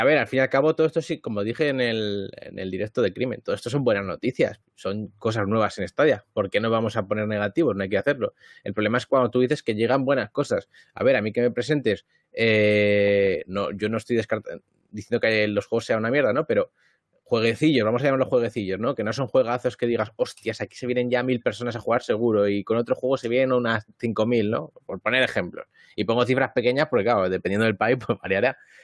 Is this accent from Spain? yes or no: yes; Madrid, Community of Madrid, Spain; moved away; en Madrid, ¿no? Que es donde yo nací, donde he vivido siempre